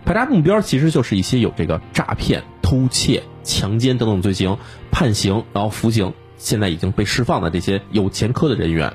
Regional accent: China; 我们中国人

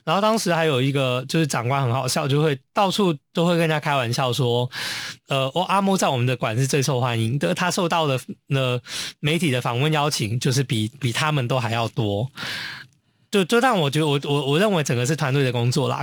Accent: Taiwan; also born or lived in Germany; now in Hong Kong; 我在台湾长大

